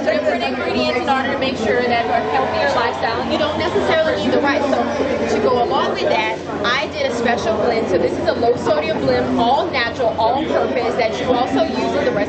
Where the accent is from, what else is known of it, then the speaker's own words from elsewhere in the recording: Louisiana, United States; I'm from Louisiana.